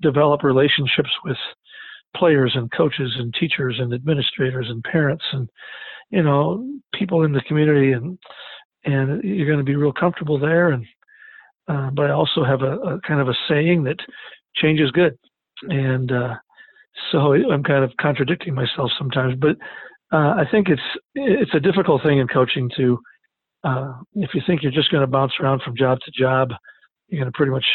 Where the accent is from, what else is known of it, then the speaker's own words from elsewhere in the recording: Lake Benton, Minnesota, United States; moved away as an adult; also born or lived in Rapid City, South Dakota / Edina, Minnesota / Madison, South Dakota; now in Sioux Falls, United States; I'm originally from Lake Benton, Minnesota, where I played for my dad